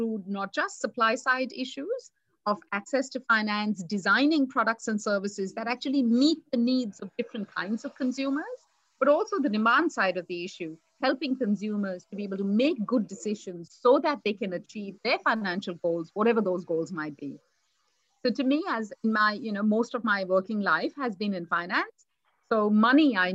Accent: India; moved away as an adult; now in Australia; I was brought up in India

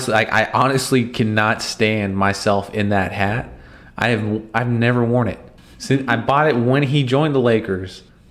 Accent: Phoenix, Arizona, United States; growing up in Phoenix

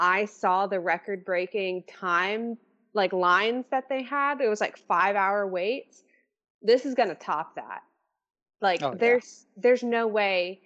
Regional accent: New Orleans, Louisiana, United States; I'm from New Orleans

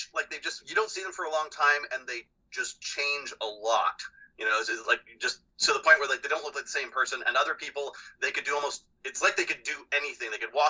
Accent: Southern Ontario, Canada; accent: Southern Ontario twang; my standard, you know, Southern Ontario twang

